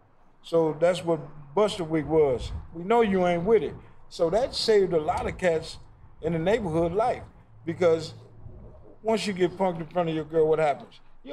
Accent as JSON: {"language": "English", "region": "Mississippi", "country": "United States", "said": "Oh, I ain't from nowhere. I'm from Mississippi."}